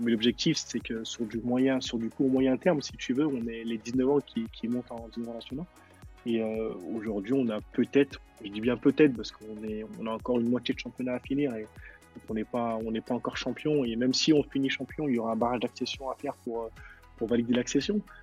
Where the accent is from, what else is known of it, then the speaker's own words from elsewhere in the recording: Lyon, Auvergne-Rhône-Alpes, France; je suis un, pur Croix-Roussien, moi euh, je suis, de la ville de la Croix-Rousse, du quartier de la Croix-Rousse, et j'ai grandi à la Croix-Rousse